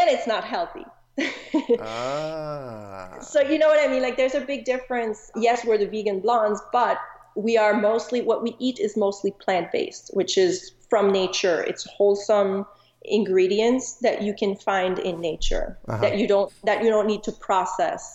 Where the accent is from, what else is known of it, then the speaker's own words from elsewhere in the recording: Montreal, Quebec, Canada; moved away as an adult; also born or lived in Chicago; now in Arizona, United States; I'm originally from Montreal, Canada.